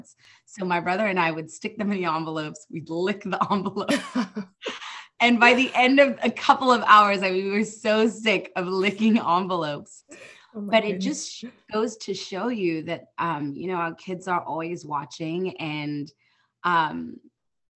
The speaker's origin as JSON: {"language": "English", "country": "South Africa", "tie": "born or raised there", "moved": "as an adult", "lives_now": "United States", "said": "I'm originally from South Africa, born and raised. My husband and I moved out here"}